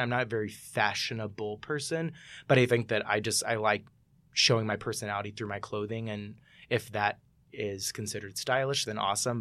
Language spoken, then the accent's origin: English; Mississippi, United States; I'm from Mississippi